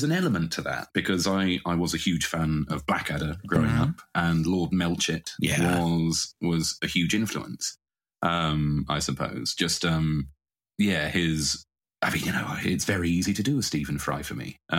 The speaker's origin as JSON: {"language": "English", "town": "Coventry", "region": "West Midlands", "country": "United Kingdom", "tie": "born or raised there", "said": "I would say I grew up in Coventry. That's where I went to school. I grew up in the outskirts of Coventry."}